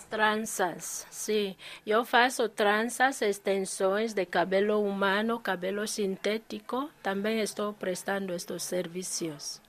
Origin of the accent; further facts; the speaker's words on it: Equatorial Guinea; moved away as an adult; now in Pedrógão Grande, Portugal; Eu sou da Guiné Equatorial. Nasci em Guiné Equatorial, cresci lá, mas já estou cá em Portugal